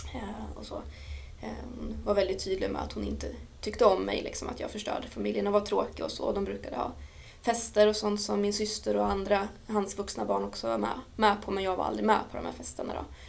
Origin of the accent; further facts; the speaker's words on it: Dalarna County, Sweden; moved away as an adult; also born or lived in Örebro; lämnade jag Dalarna där jag växte upp, flyttade till Örebro